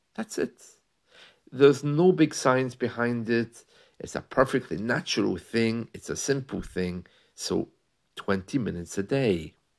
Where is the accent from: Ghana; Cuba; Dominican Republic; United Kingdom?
United Kingdom; we're British